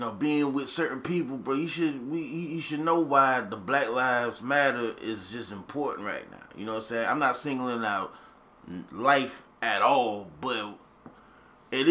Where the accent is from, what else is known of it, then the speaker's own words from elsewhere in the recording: the South, United States; we from the South.